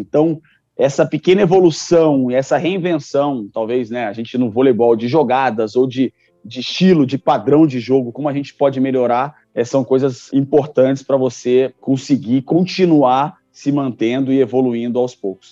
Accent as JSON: {"language": "Portuguese", "region": "Rio de Janeiro", "country": "Brazil", "tie": "born or raised there", "said": "o Maracanãzinho, né, um templo do esporte, onde eu nasci, que assisti muitos jogos ali dentro do Maracanãzinho"}